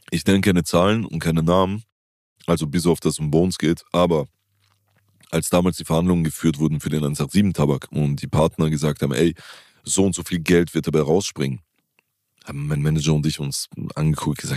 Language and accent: German; Italy; für mich als Italiener wäre es halt wie wenn, keine Ahnung, also